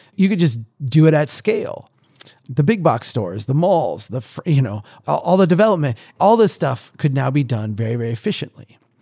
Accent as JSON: {"language": "English", "region": "Minnesota", "country": "United States", "said": "we here in, in my home state"}